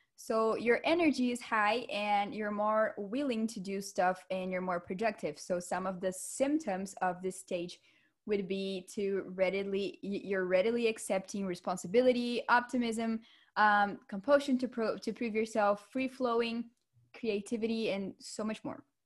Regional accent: Vitória, Espírito Santo, Brazil; moved away; Victoria is my hometown

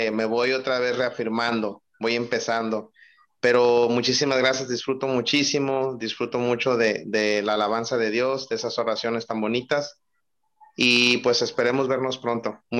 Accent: Bahía de Banderas, Nayarit, Mexico; soy de acá de Bahía de Banderas, de Vallarta.

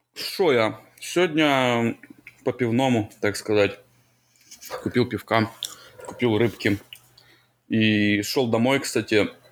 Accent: Ukraine; Я как украинец

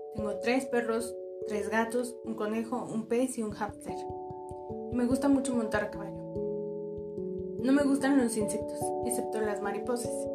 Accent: Mexico; soy orgullosamente mexicana por haber tenido la suerte de nacer en México lindo y querido

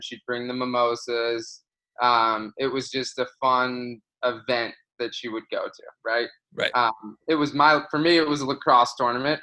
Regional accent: Florida, United States; moved away as an adult; I grew up in Florida

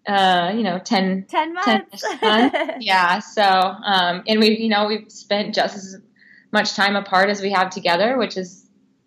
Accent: Missouri, United States; moved away as an adult; now in Portland, United States; I grew up in Missouri

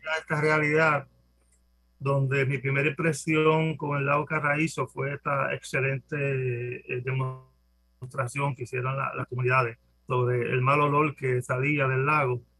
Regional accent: Guayama, Puerto Rico; somos de Guayama

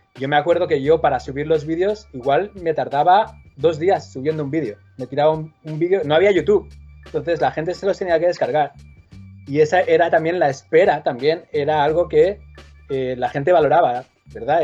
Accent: Manresa, Catalonia, Spain; moved away; Yo soy de Manresa y sí tenía unos cuantos amigos en Manresa con los que jugaba en la calle

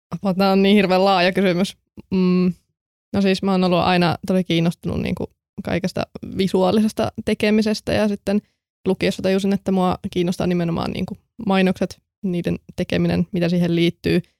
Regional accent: Kokkola, Central Ostrobothnia, Finland; moved away as an adult; now in Turku, Finland; mä oon sitten tullut Kokkolasta, tai tarkemmin Kälvieltä

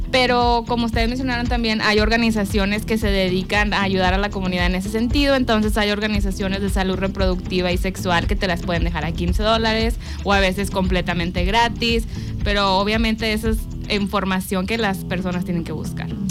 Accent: Mexico; moved away as an adult; now in United States; Soy originalmente de México, soy mexicana, pero vivo en Estados Unidos, ya llevo 10 años viviendo allá.

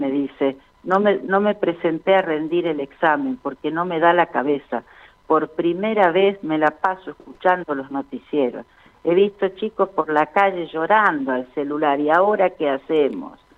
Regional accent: Chaco, Argentina; Como yo soy chaqueña, me había presentado como chaqueña en aquel momento.

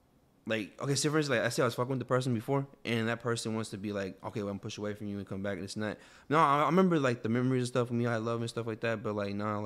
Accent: Houston, Texas, United States; also born or lived in Lebanon, Tennessee; I was raised here

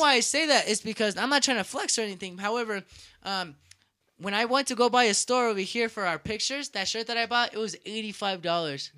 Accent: United States; I'm from the United States

